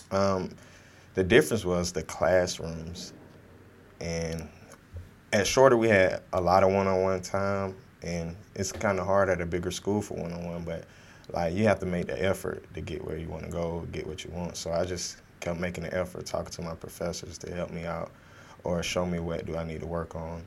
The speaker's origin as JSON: {"language": "English", "town": "Fort Valley", "region": "Georgia", "country": "United States", "said": "I'm from Fort Valley, Georgia, um, south of Atlanta, near Macon, Georgia, 15 minutes from Macon, Georgia, small, small town"}